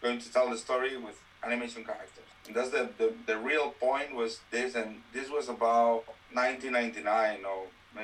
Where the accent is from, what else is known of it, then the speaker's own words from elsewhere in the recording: Valencia, Valencian Community, Spain; English is a second language; I was working in the animation business in my hometown in Valencia.